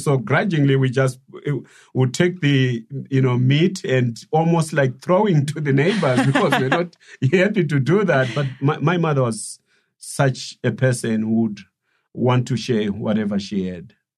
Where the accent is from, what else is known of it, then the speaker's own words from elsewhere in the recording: Silobela, Midlands, Zimbabwe; I was raised in, in, in the village uh, in Silobela